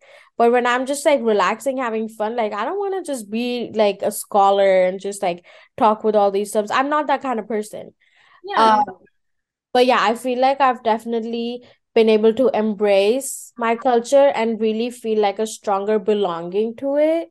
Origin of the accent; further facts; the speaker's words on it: India; first language Hindi; English is a second language; now in United States; I'm not from India anymore